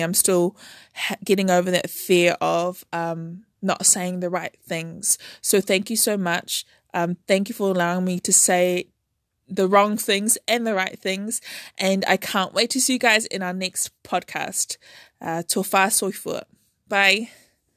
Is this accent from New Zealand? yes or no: yes; Auckland, New Zealand; I was born and raised in Auckland, New Zealand